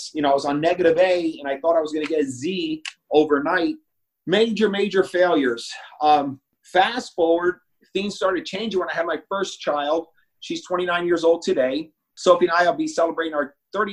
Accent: New York City, New York, United States; I was born in the Bronx in New York.

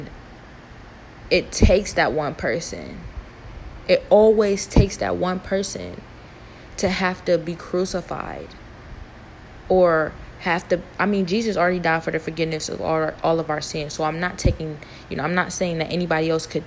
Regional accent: Cleveland, Ohio, United States; I'm from Cleveland, Ohio.

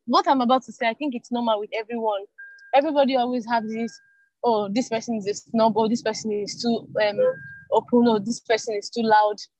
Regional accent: Nigeria; being in Nigeria, be, being a Nigerian, a Nigerian

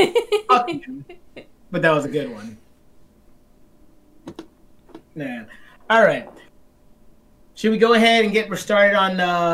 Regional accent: the South, United States; I grew up in the South

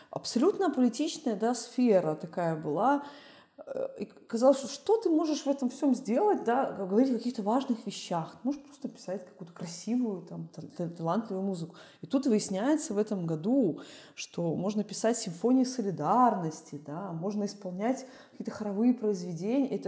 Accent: Belarus; я из Беларуси

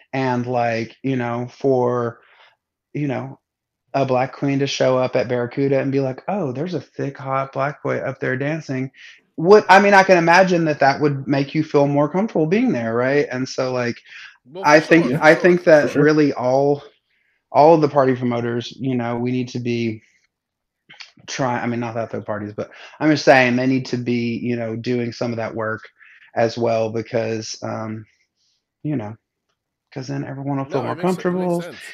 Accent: the South, United States; but I grew up in the South.

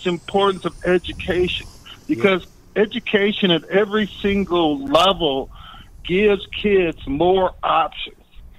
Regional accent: Flint, Michigan, United States; moved away as an adult; now in Sarasota, United States; I was born in Flint, Michigan

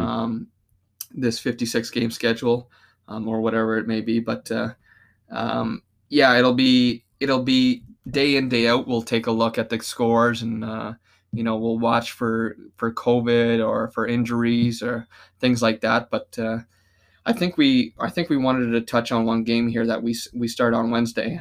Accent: Canada; us being Canadian

